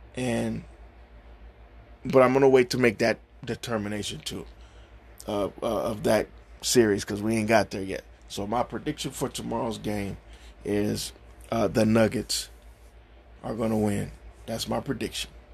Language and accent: English; Cleveland, Ohio, United States; I'm from Cleveland. I I'm born and raised here.